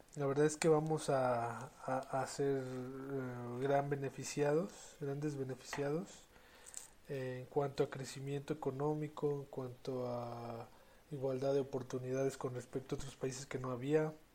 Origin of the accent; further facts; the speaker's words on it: Mexico; yo soy mexicano